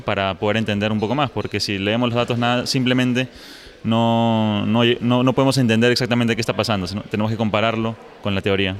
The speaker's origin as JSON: {"language": "Spanish", "country": "Peru", "moved": "yes", "lives_now": "Los Alamos, United States", "said": "yo soy originalmente de Perú, pero ahora estoy trabajando en Estados Unidos, en Los Álamos"}